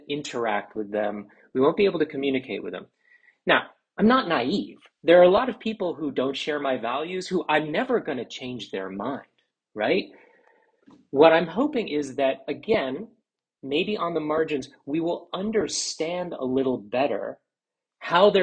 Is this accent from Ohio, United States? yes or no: no; Washington, District of Columbia, United States; also born or lived in Philadelphia; I grew up in Washington, D.C. in the 1980s.